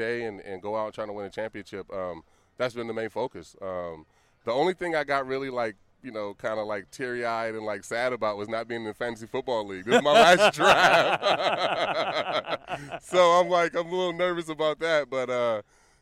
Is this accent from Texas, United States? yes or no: no; Vallejo, California, United States; being from Vallejo and having my whole family here